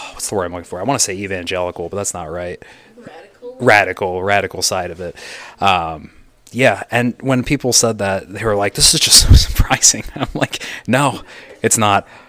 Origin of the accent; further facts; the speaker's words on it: United States; I'm American